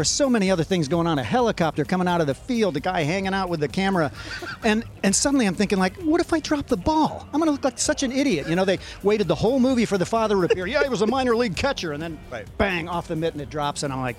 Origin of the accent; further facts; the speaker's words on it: Ohio, United States; I grew up in Ohio.